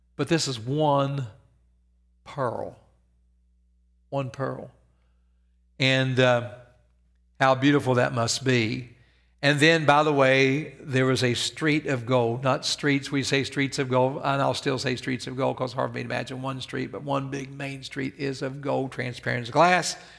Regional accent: Evans, West Virginia, United States; moved away; I grew up in Evans, West Virginia, where you slept with your doors open and your windows open.

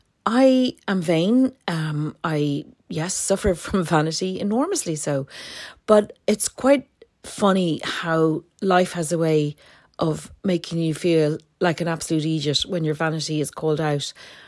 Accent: Dublin, Leinster, Ireland; my brother, when we were teenagers growing up in Dublin, when we both left home and moved into Dublin City

